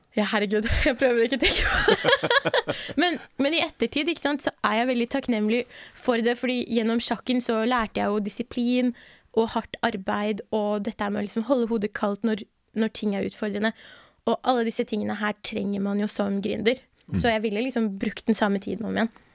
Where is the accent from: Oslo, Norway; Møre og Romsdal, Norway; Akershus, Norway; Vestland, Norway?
Akershus, Norway; Bærum; also born or lived in Iran; jeg har vokst opp i Bærum, så jeg er veldig vant til å være den eneste brune i rommet